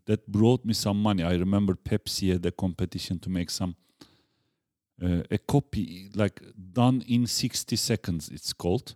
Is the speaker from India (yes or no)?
no; Bursa, Turkey; English is a second language; moved away as an adult; now in Prague, Czech Republic; I, I'm from Turkey